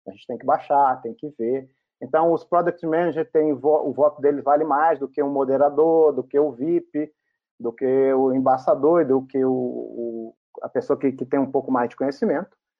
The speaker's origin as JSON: {"language": "Portuguese", "country": "Brazil", "said": "como brasileiro"}